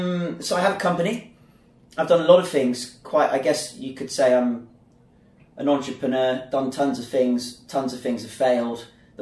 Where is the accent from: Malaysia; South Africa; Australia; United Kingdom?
United Kingdom; Bath, South West England; now in Zhuhai, China; I'm from a place in England called Bath, which is the cleanest city in England. And it's in the southwest, near where Stonehenge is and Glastonbury and beautiful countryside. And Bath's a historical Roman town.